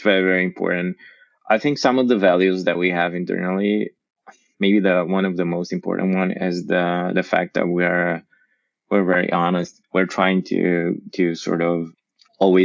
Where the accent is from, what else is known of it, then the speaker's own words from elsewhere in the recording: Oradea, Bihor County, Romania; I am from Oradea